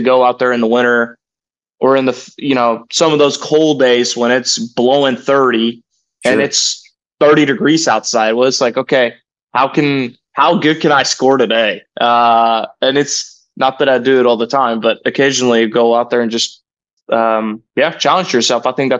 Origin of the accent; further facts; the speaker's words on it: Norway; now in Stillwater, United States; You know, me growing up in Norway, this is home away from home. Been here for over 7 years now